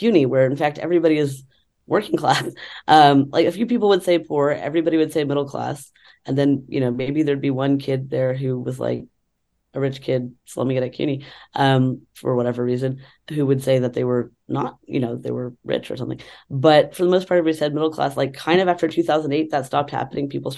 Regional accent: Texas, United States; moved away as an adult; also born or lived in New York City; flying from Texas, where I grew up, to New York City.

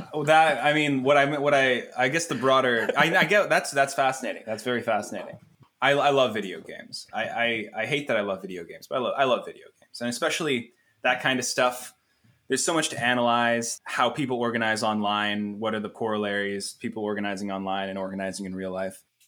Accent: Ottawa, Ontario, Canada; I am now back in my, in, in Ottawa, my hometown, uh, my home city

